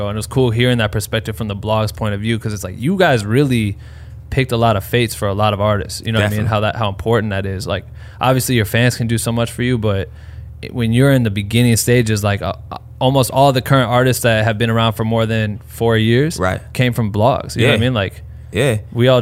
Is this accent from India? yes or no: no; Iowa, United States; moved away; think I'm from like fucking Idaho, not Iowa